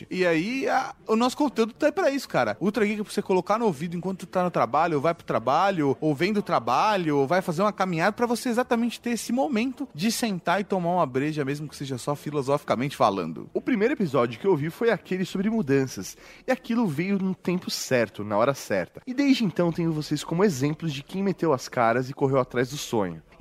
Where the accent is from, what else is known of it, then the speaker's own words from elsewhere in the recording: São Paulo, Brazil; tenho tenho 34 anos, sou de São Paulo, ZL, filho de mãe argentina e pai italiano. Ou seja, brasileiro só o documento mesmo.